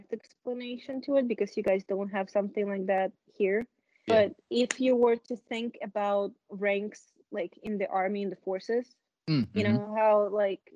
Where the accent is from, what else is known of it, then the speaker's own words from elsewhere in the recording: Moscow, Russia; moved away; I grew up in Moscow